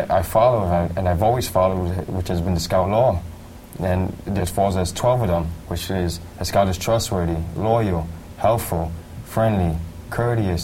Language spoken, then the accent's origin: English; New York City, New York, United States; I'm from Tremont in the Grand Concourse.